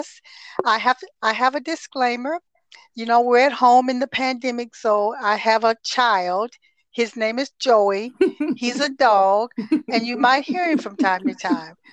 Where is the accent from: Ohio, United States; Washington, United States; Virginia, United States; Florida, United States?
Ohio, United States; Toledo; moved away as an adult; also born or lived in Texas; I am originally from Toledo, Ohio, mm-hmm. and I was born and raised there.